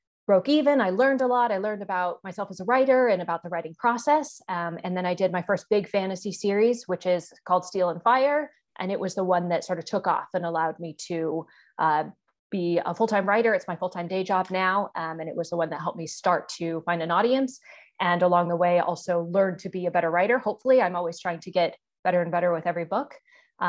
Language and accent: English; United States; moved away as an adult; now in Hong Kong; I'm an American author